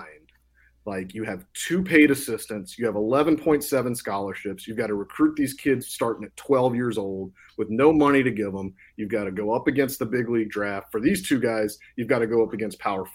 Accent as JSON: {"language": "English", "town": "Baton Rouge", "region": "Louisiana", "country": "United States", "said": "I went to LSU. I'm from Baton Rouge"}